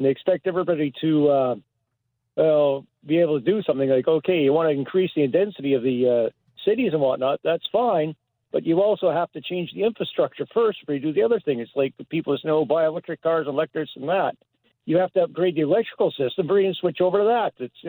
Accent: Canada; I'm a Canadian.

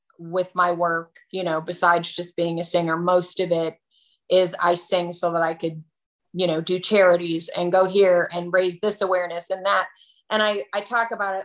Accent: Chicago, Illinois, United States; moved away

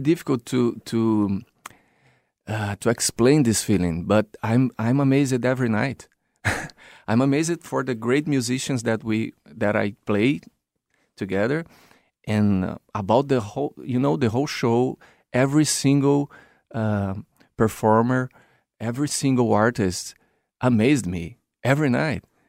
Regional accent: Brazil; moved away as an adult; I was living in my original country, is Brazil

